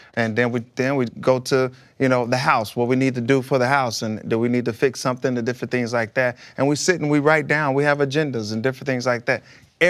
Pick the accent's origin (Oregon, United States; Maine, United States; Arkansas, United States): Arkansas, United States; Pine Bluff; With my wife, we grew up together in Pine Bluff.